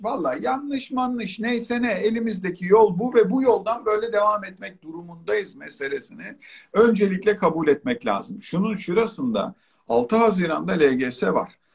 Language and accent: Turkish; Çeşme, İzmir, Turkey; moved away; ben Çeşme'de büyüdüm. Hayatımın bir kısmı orada geçti